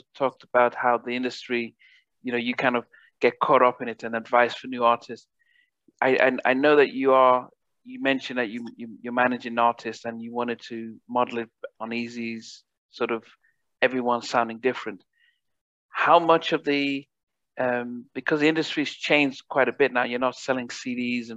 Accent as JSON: {"language": "English", "region": "England", "country": "United Kingdom", "said": "we're English, so we have a different pronunciation."}